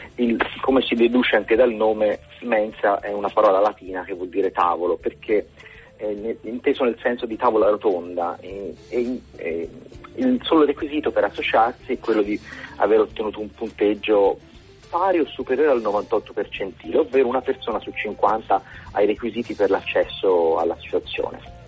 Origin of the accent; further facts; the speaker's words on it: Florence, Tuscany, Italy; accent: Tuscan; io sono di Firenze